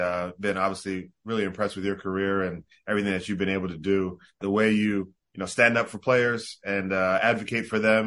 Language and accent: English; South Jersey near Atlantic City, New Jersey, United States; also born or lived in Bahamas; I grew up in South Jersey near Atlantic City. We left the Bahamas, you know, when I was around 3 years old